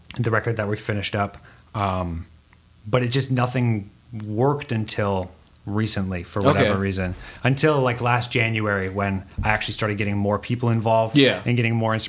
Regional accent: Red Wing, Minnesota, United States; the small town I grew up in Red Wing, Minnesota

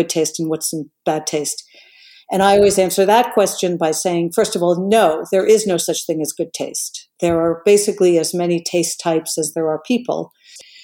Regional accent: New York, United States; I came from New York, but I came from a very multicultural European background

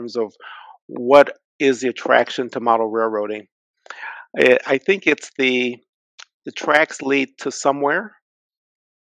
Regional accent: Detroit, Michigan, United States; Growing up in Detroit, I came to know the layout of the city like the back of my hand

